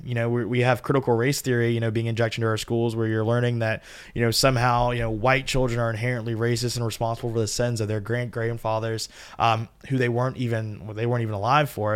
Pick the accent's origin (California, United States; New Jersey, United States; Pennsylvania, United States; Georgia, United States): Georgia, United States; I'm from Georgia.